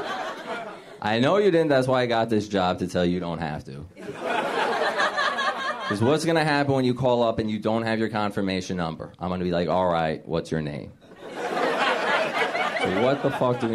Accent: New Jersey, United States; also born or lived in Chicago; now in Los Angeles, United States; I grew up in New Jersey, spent a lot of time in Chicago, and I moved here.

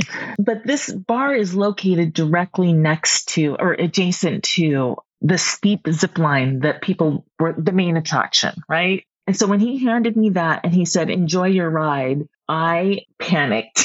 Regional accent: Seattle, Washington, United States; being born and raised in Seattle

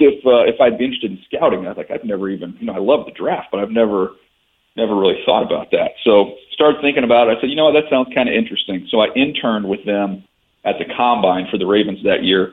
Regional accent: San Diego, California, United States; moved away as an adult; also born or lived in Monroe, Louisiana; I was a kid who grew up in San Diego

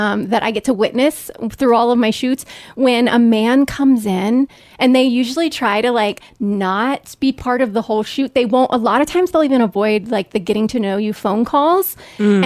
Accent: Northern Kentucky, United States; I grew up in Northern Kentucky

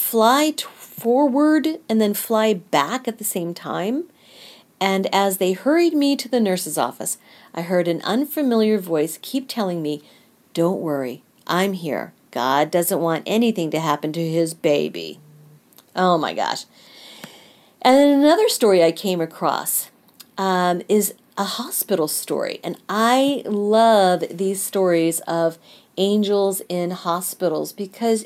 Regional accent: Kansas City, United States; I am from the Kansas City area

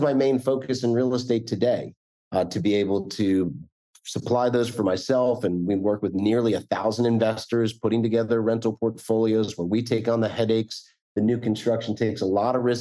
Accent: New Jersey, United States; moved away as an adult; also born or lived in Bakersfield, California; now in Florida, United States; I grew up in the Northeast in North Jersey

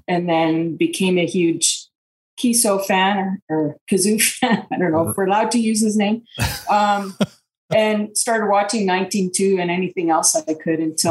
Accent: Canada; moved away as an adult; also born or lived in Quebec City, Quebec / Ottawa, Ontario / Pueblo, Colorado, United States; now in Sudbury, Canada; I grew up in Quebec City and Ottawa

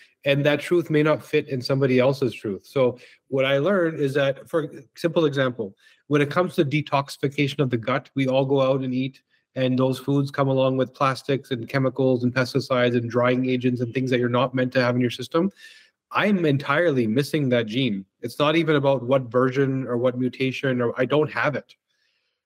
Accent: Vancouver, British Columbia, Canada; also born or lived in Victoria, BC; now in Toronto, Canada; I grew up in Vancouver, which is also gorgeous. And yeah, so I spent my youth there, came out to Toronto to sort of expand the business and never left.

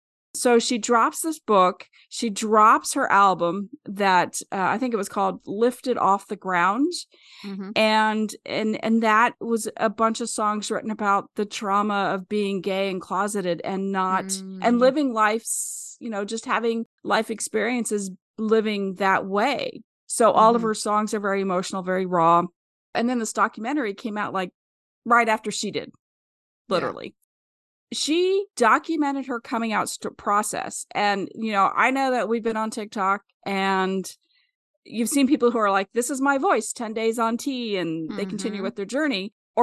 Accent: Wellsville, Kansas, United States; she's from my hometown, and I feel like I missed out on a possible friend. She's from Wellsville, Kansas, which is about 20 miles outside of Kansas City.

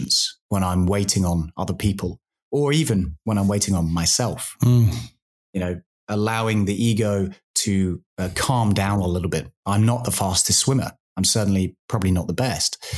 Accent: United Kingdom; now in Australia; as a British guy who's a little bit soft

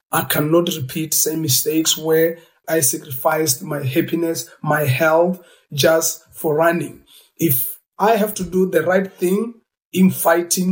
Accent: South Africa; as a South African coming from apartheid era

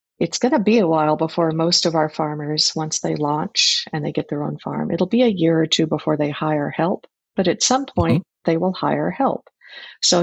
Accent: Fort Worth, Texas, United States; now in Whidbey Island, United States; I grew up in Fort Worth, Texas

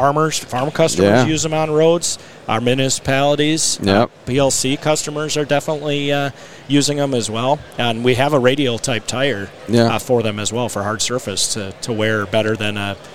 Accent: Horicon, Wisconsin, United States; Horicon, Wisconsin. Okay. Yep, where I was born and raised.

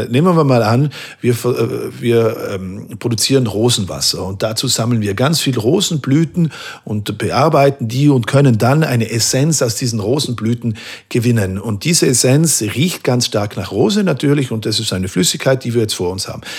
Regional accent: Merano, Trentino-Alto Adige, Italy; moved away; meiner Heimatstadt Meran

